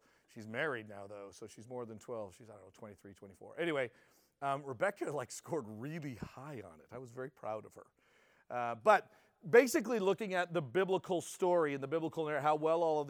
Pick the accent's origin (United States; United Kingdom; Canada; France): Canada